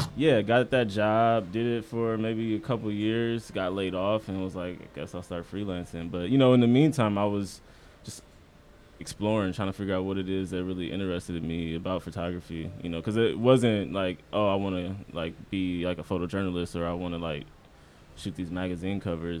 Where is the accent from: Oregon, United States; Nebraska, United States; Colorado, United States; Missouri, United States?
Nebraska, United States; Omaha; moved away as an adult; also born or lived in Iowa; now in New York, United States; I'm from Omaha, Nebraska.